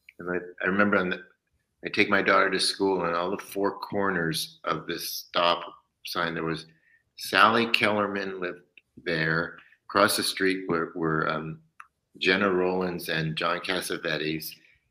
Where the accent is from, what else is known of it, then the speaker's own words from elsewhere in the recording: Detroit, Michigan, United States; Maybe because we're from Detroit.